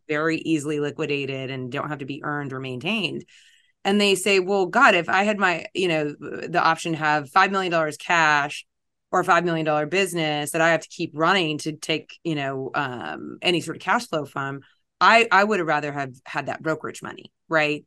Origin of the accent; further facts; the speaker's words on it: Los Angeles, California, United States; also born or lived in East Coast / Italy; now in Orange County, United States; born and raised in L